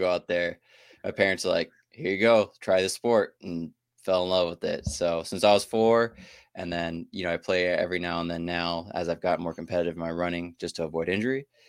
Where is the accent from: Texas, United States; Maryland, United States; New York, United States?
Texas, United States; Houston; moved away as an adult; also born or lived in Shreveport, Louisiana / Alaska; I came in from my hometown, Houston